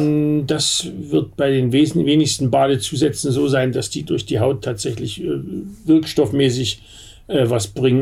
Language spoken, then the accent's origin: German; Bad Elster, Saxony, Germany; now in Berlin, Germany; da, wo ich herkomme in Bad Elster